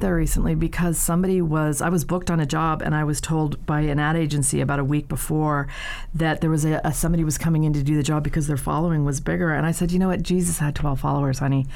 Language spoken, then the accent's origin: English; Ireland; moved away as an adult; I'm the Irish one.